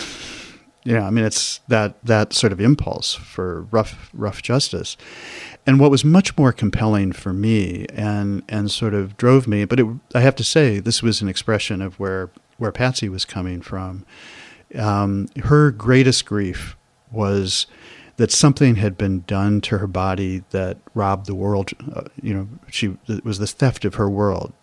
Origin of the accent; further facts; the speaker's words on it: Chicago, Illinois, United States; moved away as an adult; I grew up in Kenwood and Hyde Park